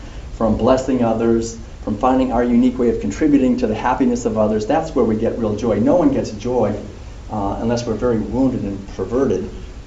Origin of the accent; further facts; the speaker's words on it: Concord, Massachusetts, United States; I was born in a family in Concord, Massachusetts